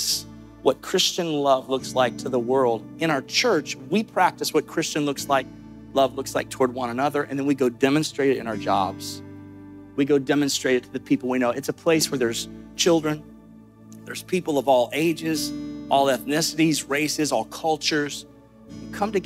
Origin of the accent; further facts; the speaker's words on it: Amory, Mississippi, United States; moved away; I was born in Amory, Mississippi